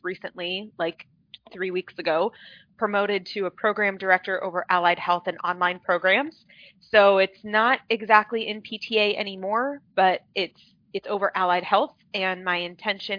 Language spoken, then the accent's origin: English; Phoenix, Arizona, United States; I'm born and raised in Phoenix, Arizona, grown up here.